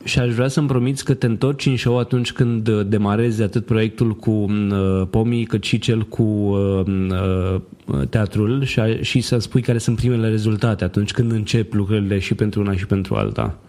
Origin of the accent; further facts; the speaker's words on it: Constanța, Constanța County, Romania; Eu sunt din Constanța